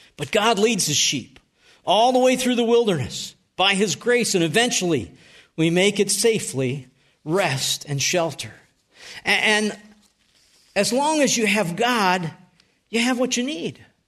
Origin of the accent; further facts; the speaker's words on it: North Tonawanda, New York, United States; moved away; I grew up in Western New York. And I, I lived at three nineteen Tremont Street.